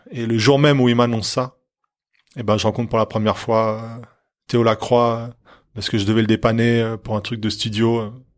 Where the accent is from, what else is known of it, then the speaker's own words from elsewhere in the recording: Lancy, Geneva, Switzerland; also born or lived in Onex; Je suis né à Lancy mais j'ai traîné à Honnay